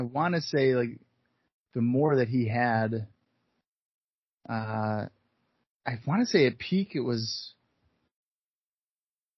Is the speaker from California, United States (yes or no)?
no; Syracuse, New York, United States; I grew up and live still in Syracuse, New York